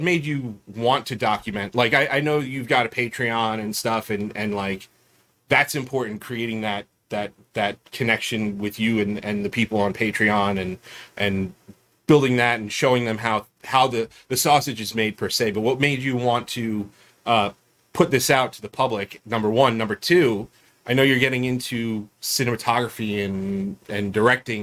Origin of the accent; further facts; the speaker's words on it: Long Island, New York, United States; we're from New York. We're Long Island, New York